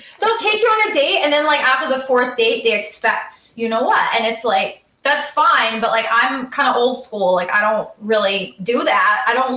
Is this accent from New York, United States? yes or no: no; Connecticut, United States; I'm from Connecticut.